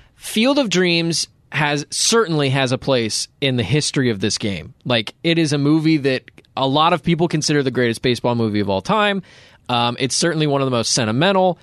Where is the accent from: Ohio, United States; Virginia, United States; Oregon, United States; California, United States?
Ohio, United States; Cleveland; I was born in Cleveland